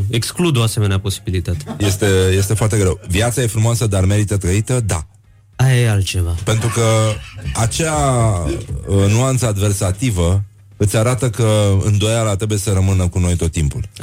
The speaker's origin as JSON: {"language": "Romanian", "town": "Brăila", "region": "Brăila County", "country": "Romania", "tie": "born or raised there", "said": "Păi, în primul rând că a început în Brăila da, nu"}